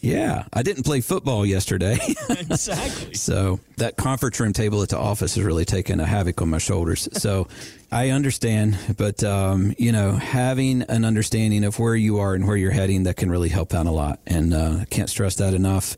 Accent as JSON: {"language": "English", "region": "West Virginia", "country": "United States", "tie": "born or raised there", "said": "I was born in West Virginia"}